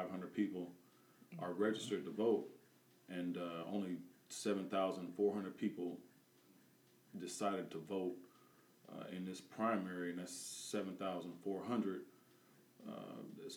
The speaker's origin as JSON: {"language": "English", "town": "Peoria", "region": "Illinois", "country": "United States", "tie": "born or raised there", "said": "Grew up here, born and raised on Butler Street in Western."}